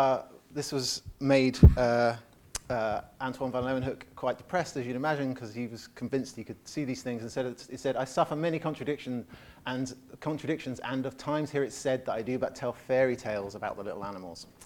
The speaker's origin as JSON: {"language": "English", "region": "England", "country": "United Kingdom", "said": "I definitely see it as an Englishman"}